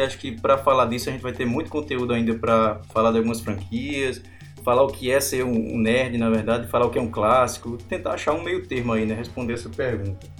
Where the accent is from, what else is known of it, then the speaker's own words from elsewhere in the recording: Campina Grande, Paraíba, Brazil; nós somos de Campina Grande, né, na Paraíba